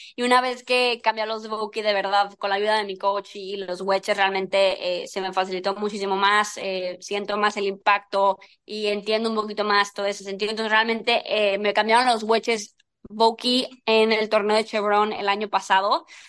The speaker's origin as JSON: {"language": "Spanish", "country": "Mexico", "said": "siendo mexicana"}